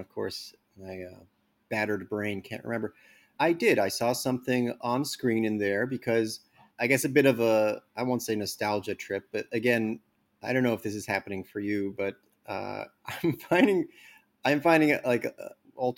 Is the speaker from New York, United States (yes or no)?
yes; New York, United States; growing up in New York and going to the Angelica